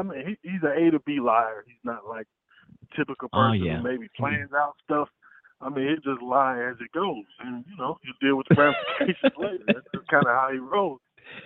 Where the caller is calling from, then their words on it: Atlanta, Georgia, United States; I'm in Atlanta.